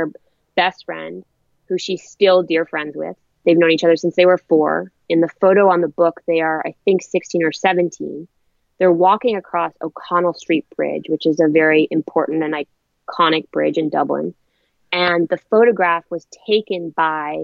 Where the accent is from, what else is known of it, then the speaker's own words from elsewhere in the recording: Canada; moved away as an adult; also born or lived in Ireland; now in New York, United States; I was originally born in Ireland. I grew up in Canada and I moved to New York when I was 18.